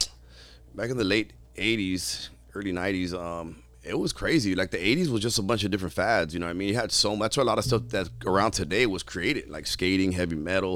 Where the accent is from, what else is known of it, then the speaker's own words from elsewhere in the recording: Pico Rivera, California, United States; And unfortunately, where I grew up at was real poor. You know, I grew up in Pico Rivera, and the apartments that were like kind of, I moved around a lot, but that's kind of where I settled in for a little bit.